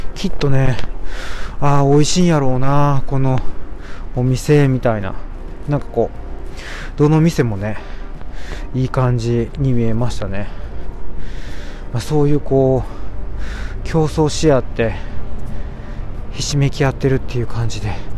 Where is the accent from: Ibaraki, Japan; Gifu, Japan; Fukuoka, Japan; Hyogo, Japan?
Hyogo, Japan; Amagasaki; 私のね、出身の兵庫県の尼崎。